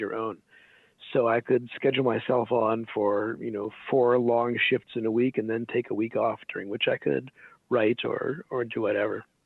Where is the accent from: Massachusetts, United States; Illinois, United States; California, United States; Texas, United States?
Illinois, United States; Des Plaines; also born or lived in Hyde Park, Chicago; my parents brought me up in Hyde Park on the south side for my early childhood, and then we moved to Des Plaines when I was 7 or something